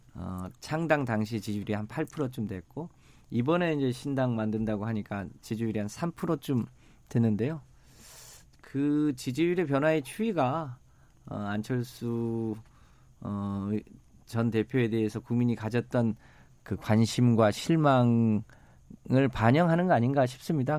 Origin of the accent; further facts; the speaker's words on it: Yeosu, South Jeolla, South Korea; 제가 이제 고향이 여수인데